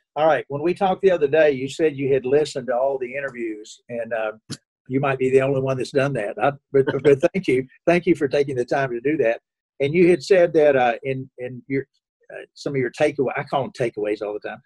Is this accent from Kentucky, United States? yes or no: yes; Kentucky, United States; now in Indianapolis, United States; I grew up in Kentucky